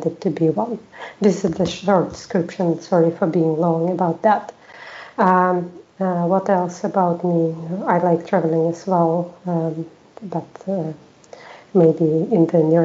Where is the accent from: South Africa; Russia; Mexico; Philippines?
Russia; English is a second language; moved away as an adult; now in Sweden; I live in Sweden for 6 years already. I'm from Russia